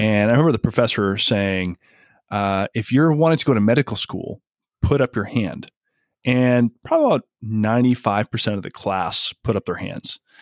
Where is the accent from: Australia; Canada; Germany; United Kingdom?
Canada; moved away; I'm originally from Canada